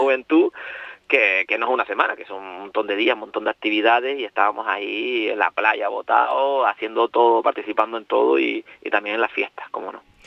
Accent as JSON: {"language": "Spanish", "town": "Gran Tarajal", "region": "Canary Islands", "country": "Spain", "tie": "born or raised there", "said": "soy un poquito más arriba, pero también he pasado mi, mi, mi infancia y mi adolescencia en Gran Tarajal."}